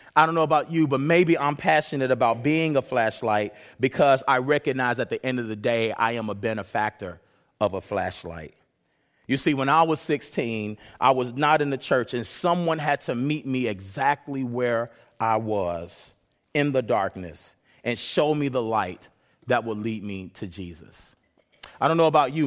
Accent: Chicago, Illinois, United States; now in Renton, United States; I come from Chicago

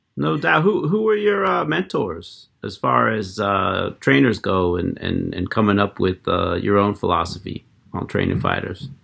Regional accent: Erie, Pennsylvania, United States; I grew up in Pennsylvania myself. I, I, I grew up in Erie

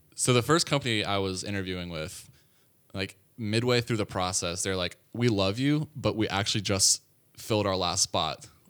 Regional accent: Atlanta, Georgia, United States; moved away; I'm from Atlanta, Georgia, born and raised.

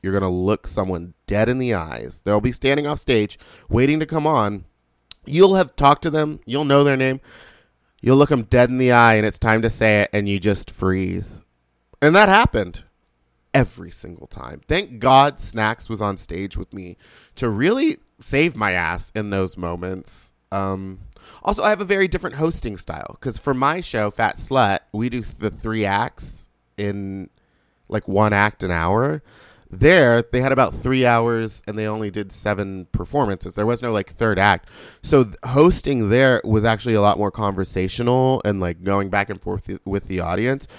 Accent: the South, born in Louisiana, United States; I'm from the South

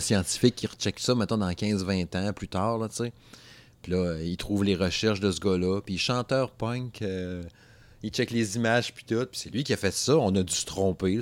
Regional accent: Alma, Quebec, Canada; Dans mon patelin, euh, dans mon patelin euh, d'enfance. En fait, j'étais du Saguenay, là, Alma, c'est au lac Saint-Jean

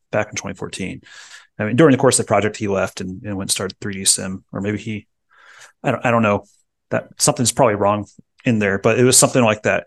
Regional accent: Medway, Ohio, United States; I was born in Medway, Ohio, which is Dayton area

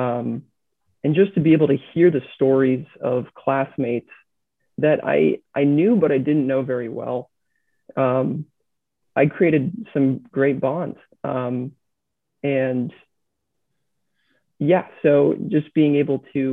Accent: New England, United States; I was born and raised in New England

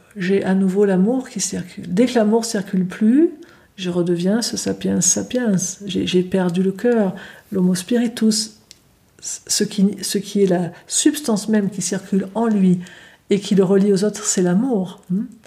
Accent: Switzerland; chez nous en Suisse

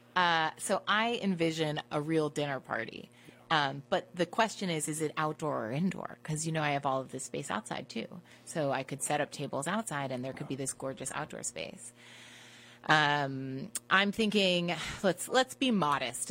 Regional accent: Washington, District of Columbia, United States; I grew up in Washington, D.C.

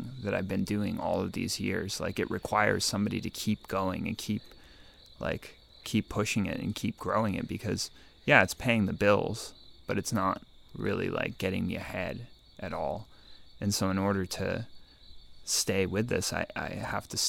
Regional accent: Eugene, Oregon, United States; moved away; also born or lived in California / New York City / Finland; I grew up in Eugene. I lived between California and Oregon growing up

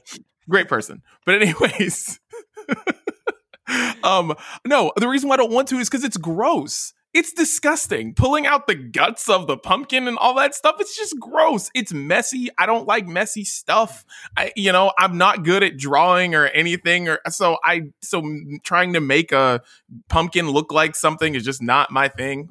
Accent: West Virginia, United States; moved away; I'm from West Virginia. So, like, I lived in the small state.

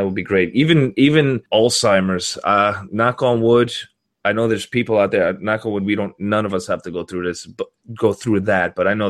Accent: Florida, United States; You can't tell from my accent. Obviously, I'm from Florida.

